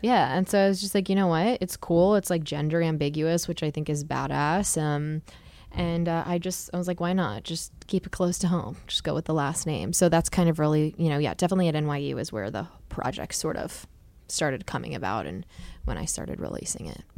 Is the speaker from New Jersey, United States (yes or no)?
yes; Wall Township, New Jersey, United States; I'm from Wall Township in New